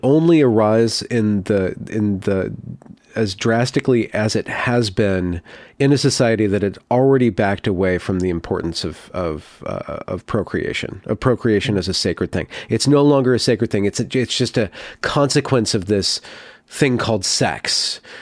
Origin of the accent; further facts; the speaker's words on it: California, United States; I grew up in California